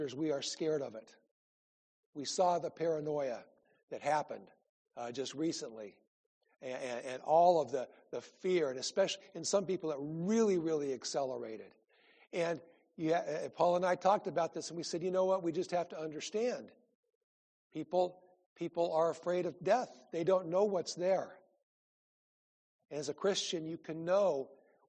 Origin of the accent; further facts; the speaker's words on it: Iowa, United States; moved away; I grew up in Iowa